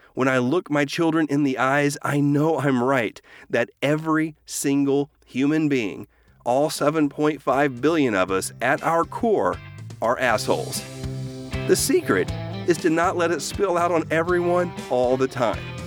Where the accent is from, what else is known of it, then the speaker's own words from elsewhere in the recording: Oklahoma, United States; moved away as an adult; also born or lived in Texas; I grew up in Oklahoma in the nineteen eighties.